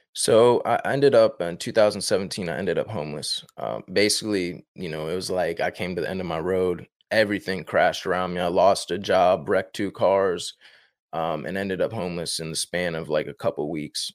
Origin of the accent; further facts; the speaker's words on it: Northern Virginia, United States; I'm from Northern Virginia, born and raised in Northern Virginia